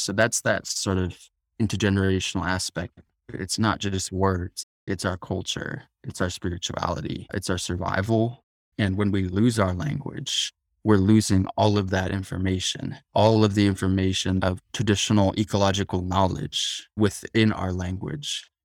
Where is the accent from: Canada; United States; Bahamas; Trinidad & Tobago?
United States; Tucson, Arizona; born or raised there